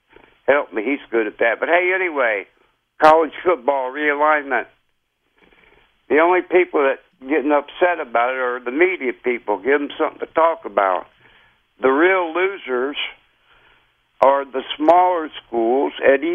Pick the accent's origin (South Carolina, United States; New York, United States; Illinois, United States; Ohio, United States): Ohio, United States; I'm from Ohio